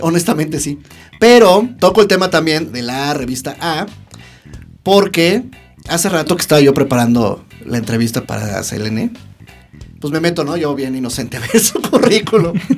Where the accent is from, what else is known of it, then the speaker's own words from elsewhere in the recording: Mexico City, Mexico; somos diseñadores gráficos de la Ciudad de México